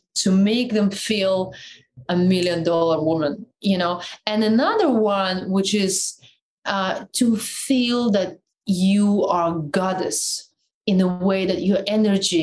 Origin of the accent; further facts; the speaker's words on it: Siberia, Russia; accent: Siberian; first language Russian; English is a second language; moved away as an adult; also born or lived in Moscow; when I came from Siberia, the way I spoke, it was so fast